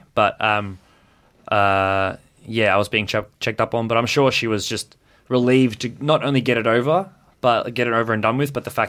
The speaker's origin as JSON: {"language": "English", "country": "South Africa", "tie": "born or raised there", "said": "No, I grew up in South Africa."}